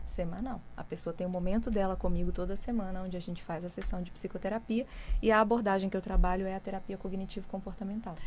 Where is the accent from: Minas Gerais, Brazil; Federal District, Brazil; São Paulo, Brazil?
Minas Gerais, Brazil; interior of; E eu sou lá do interior de Minas